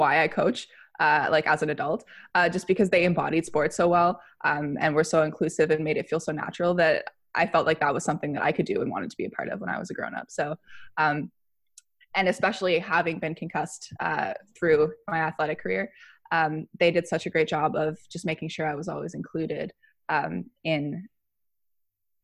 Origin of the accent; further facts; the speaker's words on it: Fredericton, New Brunswick, Canada; I'm from Fredericton, New Brunswick. I grew up here playing mainly volleyball